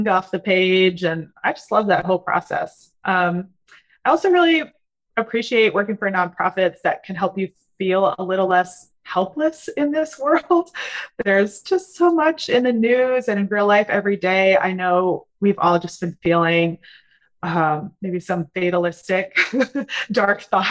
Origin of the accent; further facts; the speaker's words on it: Wisconsin, United States; moved away as an adult; also born or lived in Spain; now in North Carolina, United States; I am originally from Wisconsin